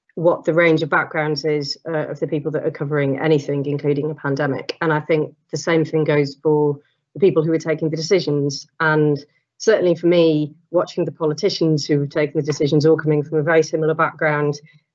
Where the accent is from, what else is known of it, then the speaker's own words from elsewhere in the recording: Welsh, Wales, United Kingdom; also born or lived in Manchester; I'm Welsh